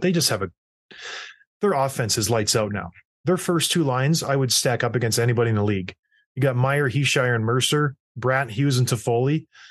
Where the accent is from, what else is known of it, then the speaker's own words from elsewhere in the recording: St. Catharines, Ontario, Canada; how tough Saint Catharines was. growing up